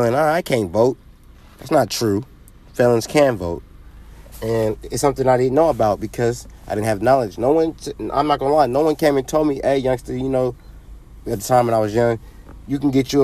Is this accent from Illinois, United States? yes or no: no; California, United States; I'm a Californian